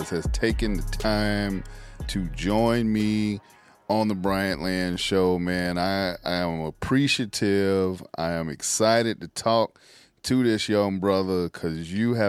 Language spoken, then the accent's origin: English; South Carolina, United States; My home state, well, as South Carolina